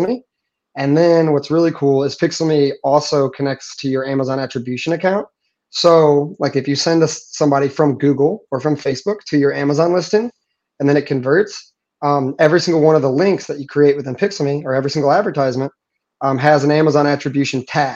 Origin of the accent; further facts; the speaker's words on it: St. Louis, Missouri, United States; moved away as an adult; now in Puerto Rico; born and raised in St. Louis. I live in Puerto Rico now